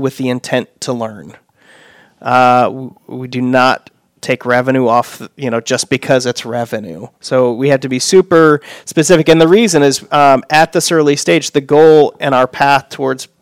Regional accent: Fort Wayne, Indiana, United States; born and raised in Fort Wayne. Live there now.

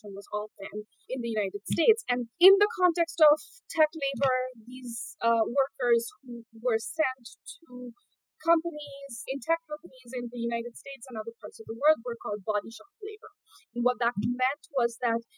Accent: India; moved away as an adult; I grew up in India, and I grew up during the technological boom

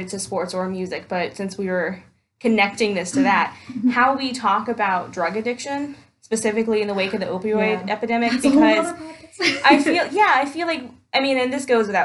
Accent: Indiana, United States; I'm from Indiana

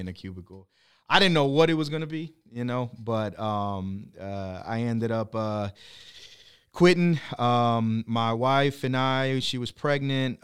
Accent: Corpus Christi, Texas, United States; originally from Corpus Christi

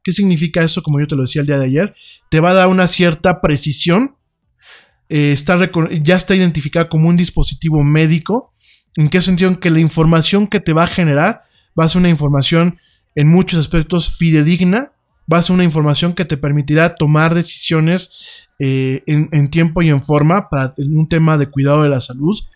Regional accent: Mexico; yo soy mexicano, a mucha honra, orgullosamente mexicano

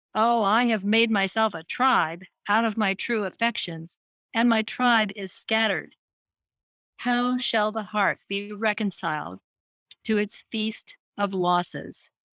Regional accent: Scottsbluff, Nebraska, United States; moved away; I grew up in Scottsbluff, Nebraska

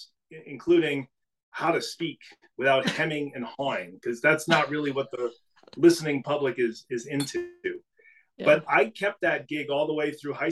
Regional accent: New England, United States; also born or lived in Maine; growing up in New England, I went to school in Maine

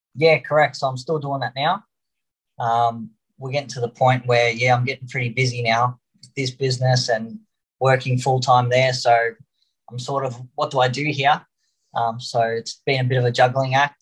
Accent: Melbourne, Victoria, Australia; Australia. Uh, we're from Melbourne

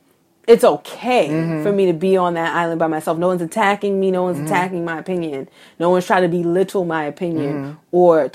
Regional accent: New York City, New York, United States; I grew up in Bed-Stuy.

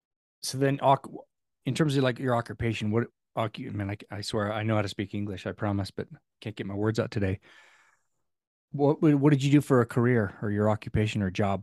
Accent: California, United States; Where I grew up in California has a different accent than Utah.

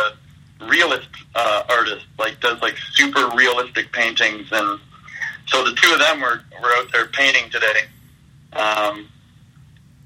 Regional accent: about an hour west of Toronto, Ontario, Canada; my hometown, which is about an hour west of Toronto

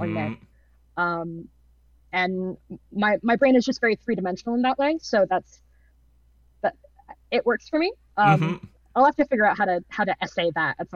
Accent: Georgia, United States; moved away; I went to school in Atlanta. I grew up in Georgia

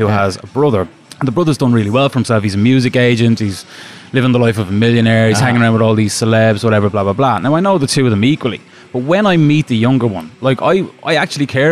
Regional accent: Ireland; As an Irishman

